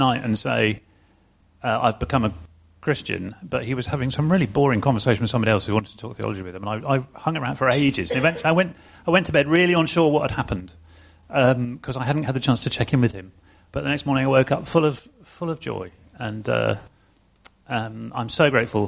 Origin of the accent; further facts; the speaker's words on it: near Cambridge, East of England, United Kingdom; also born or lived in Glasgow; now in London, United Kingdom; we left there when I was six. I grew up near Cambridge